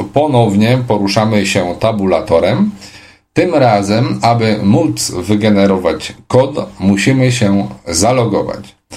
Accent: Poland; Jestem niewidomą osobą z Polski

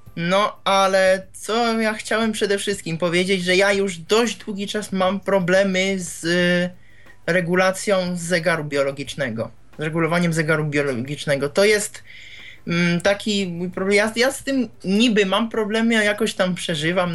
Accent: Czechia; ja z Czech jestem

